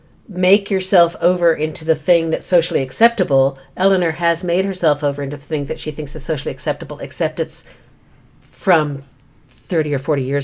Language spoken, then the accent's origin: English; United Kingdom; And I grew up overseas in Britain and its ex-colonies. And so I watched a lot of British television as a youngster